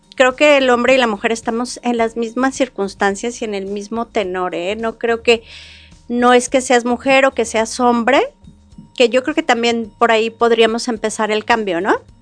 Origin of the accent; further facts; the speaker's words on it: Querétaro, Mexico; Yo nací en Querétaro, mi familia tiene 300 años de ser queretana